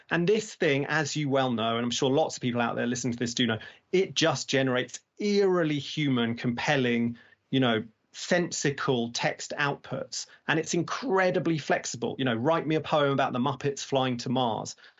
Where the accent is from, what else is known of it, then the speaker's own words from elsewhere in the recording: United Kingdom; now in London, United Kingdom; I'm here in London. I, I, you know, I'm, I'm very British